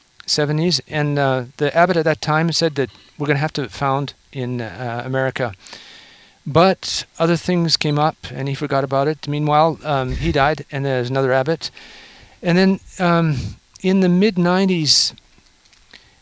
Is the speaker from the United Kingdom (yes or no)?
no; Canada; now in Oklahoma, United States; I'm a Canadian